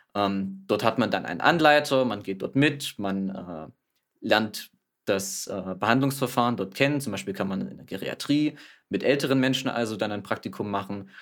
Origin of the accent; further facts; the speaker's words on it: Thuringia, Germany; komme gebürtig aus Thüringen